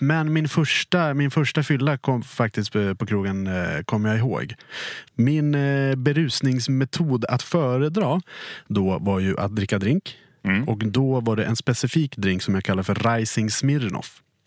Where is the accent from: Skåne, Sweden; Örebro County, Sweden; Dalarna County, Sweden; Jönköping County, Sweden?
Dalarna County, Sweden; jag är från Dalarna